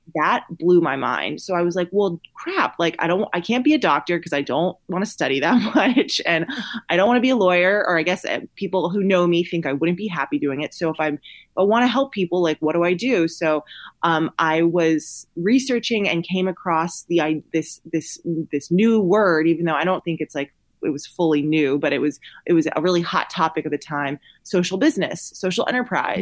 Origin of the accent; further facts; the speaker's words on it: Columbia, South Carolina, United States; now in Austin, United States; I live in Austin, Texas, but I'm originally from Columbia, South Carolina.